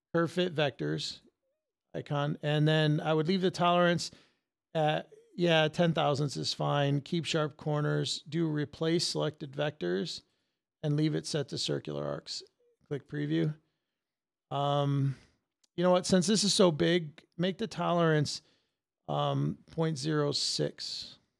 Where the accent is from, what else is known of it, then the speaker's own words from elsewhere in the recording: Connecticut, United States; Connecticut? I've been here all my life.